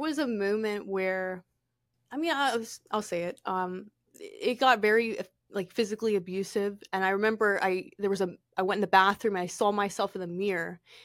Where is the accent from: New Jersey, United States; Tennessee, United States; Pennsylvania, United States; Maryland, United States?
Pennsylvania, United States; moved away; also born or lived in California; I'm originally from Pennsylvania